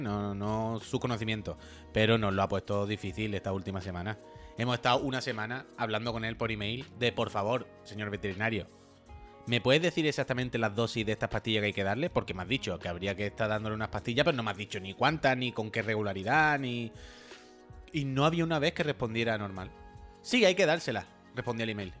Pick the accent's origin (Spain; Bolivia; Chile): Spain; La Línea de la Concepción, Andalusia; now in Barcelona, Spain; yo soy de la línea